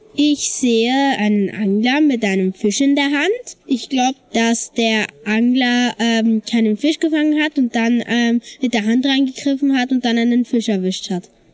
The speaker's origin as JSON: {"language": "German", "country": "Austria", "said": "Bei uns in Österreich"}